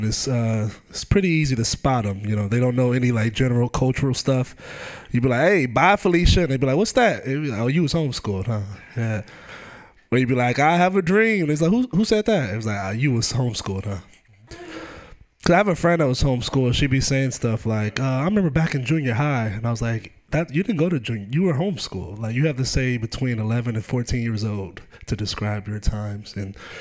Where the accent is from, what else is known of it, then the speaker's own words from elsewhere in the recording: Oakland, California, United States; I grew up in Oakland